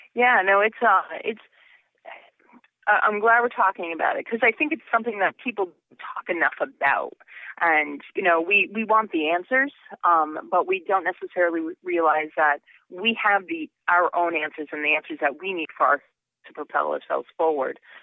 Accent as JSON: {"language": "English", "region": "Connecticut", "country": "United States", "tie": "born or raised there", "said": "I grew up in Connecticut"}